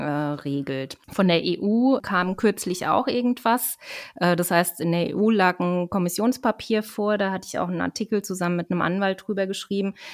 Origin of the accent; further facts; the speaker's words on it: Germany; bei uns in Deutschland